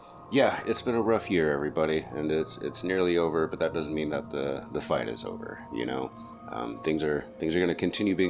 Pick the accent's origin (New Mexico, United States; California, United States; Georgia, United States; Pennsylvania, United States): New Mexico, United States; I grew up in New Mexico